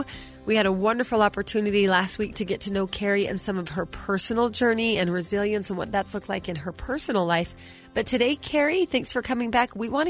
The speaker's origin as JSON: {"language": "English", "region": "Utah", "country": "United States", "said": "I'm from Utah"}